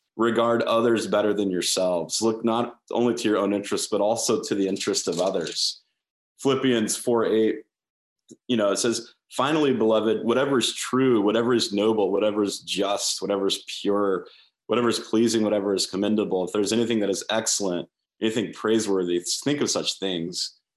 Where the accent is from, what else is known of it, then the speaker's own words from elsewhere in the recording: United States; I love being an American